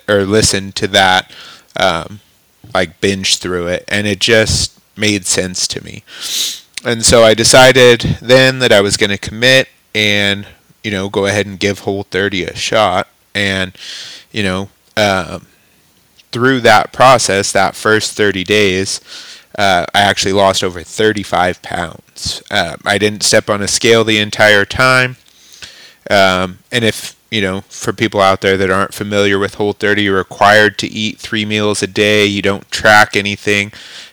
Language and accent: English; Klamath Falls, Oregon, United States; moved away as an adult; now in Clarkston, United States; I decided to move out of my hometown, So I'd always grown up in Southern Oregon, Klamath Falls, Oregon